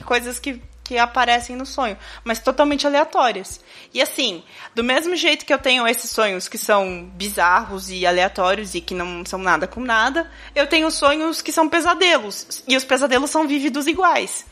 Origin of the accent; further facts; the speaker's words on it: Itu, São Paulo, Brazil; eu nasci em Itu, para quem não sabe, é interior de São Paulo